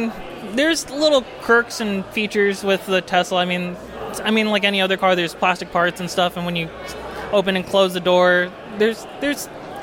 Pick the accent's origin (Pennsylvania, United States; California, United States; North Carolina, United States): California, United States; San Diego; I was born in San Diego.